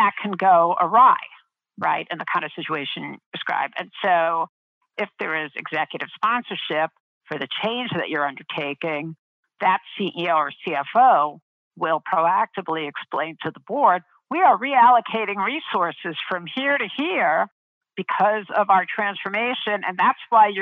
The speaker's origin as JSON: {"language": "English", "town": "New York City", "region": "New York", "country": "United States", "tie": "born or raised there", "said": "I grew up in Brooklyn"}